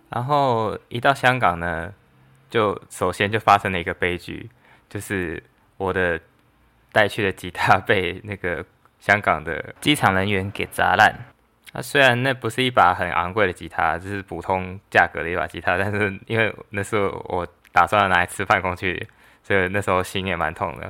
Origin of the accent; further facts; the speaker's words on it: Taiwan; 我是来自台湾